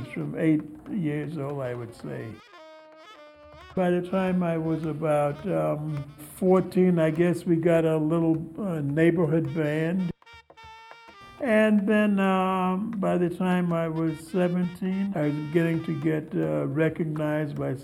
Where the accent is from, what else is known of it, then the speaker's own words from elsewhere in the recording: New York City, New York, United States; I was born in Harlem in 1930, and it was a nice place